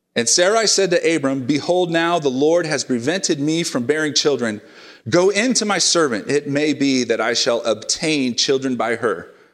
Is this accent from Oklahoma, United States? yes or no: yes; Oklahoma, United States; now in Oregon, United States; my home state of Oklahoma